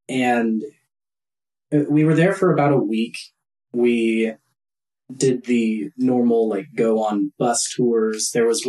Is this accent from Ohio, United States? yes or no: no; Omaha, Nebraska, United States; I was from Nebraska, Omaha, so like the central Nebraska.